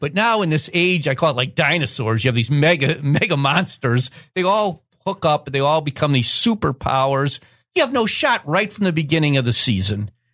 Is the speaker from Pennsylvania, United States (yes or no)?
no; Wisconsin, United States; I grew up in Wisconsin